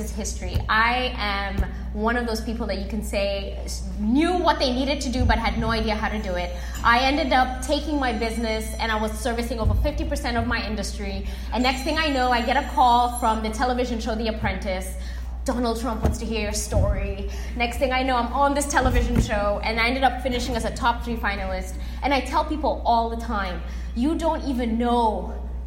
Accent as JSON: {"language": "English", "country": "Kenya", "tie": "born or raised there", "also_born_or_lived": "Corpus Christi, Texas", "moved": "as an adult", "lives_now": "Texas, United States", "said": "coming from Kenya as a Kenyan child, learning how to play golf, and then getting a golf scholarship at A&M Corpus Christi"}